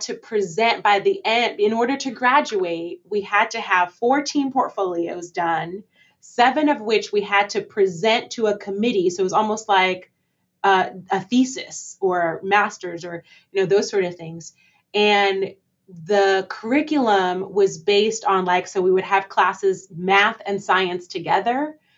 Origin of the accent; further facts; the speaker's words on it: New York City, New York, United States; moved away as an adult; also born or lived in Barbados; I was born in Barbados. So I definitely identify as a Caribbean American, mm-hmm. and I'm proud of my Bajan roots. I named my hometown as New York City